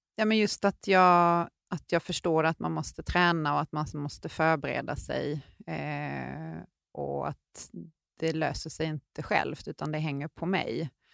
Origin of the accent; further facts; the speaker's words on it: Sweden; vi var ju två svenskar på berget samtidigt